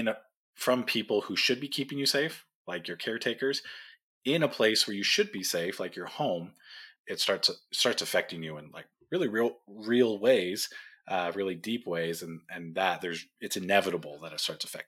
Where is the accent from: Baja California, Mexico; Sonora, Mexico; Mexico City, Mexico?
Baja California, Mexico; Tijuana; also born or lived in Orange County, California; My family moved down to Mexico when I was young, just a couple of years old, into Tijuana